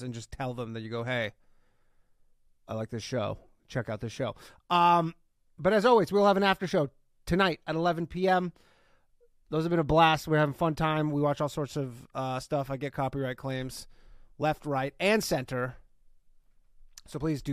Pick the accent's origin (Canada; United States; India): Canada; I'm from Canada